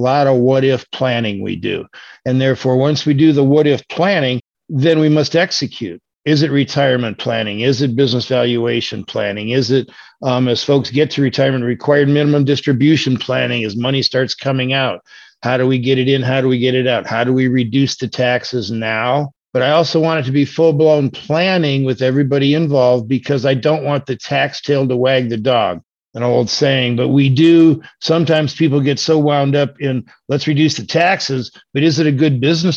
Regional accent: Michigan, United States; moved away as an adult; also born or lived in Orlando, Florida; I am from Michigan. So I've relocated back up here just because I like it up here, and this is where I'm from

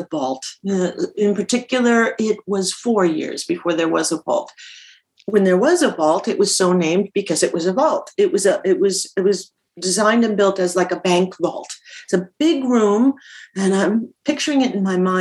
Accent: Minnesota, United States; accent: Minnesota; my Minnesota accent

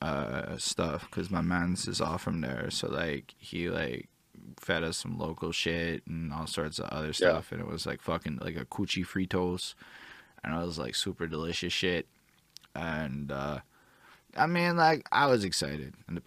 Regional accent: Canada; also born or lived in Montreal; I'm from Canada

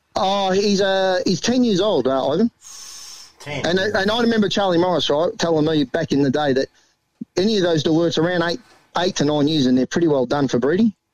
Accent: Melbourne, Victoria, Australia; we grew up together in Braybrook

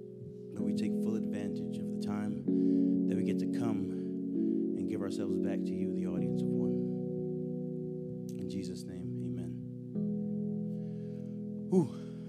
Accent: New York, United States; I was born and raised in New York, so I thought going back was going to be really easy.

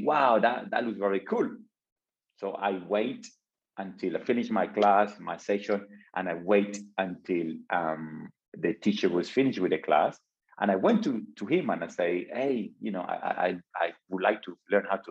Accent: Colombia; moved away; back home. I'm from Colombia. I came from a small village

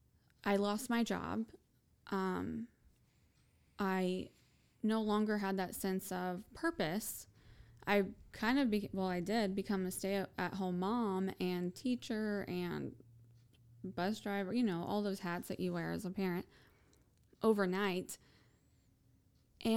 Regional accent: United States; as an American

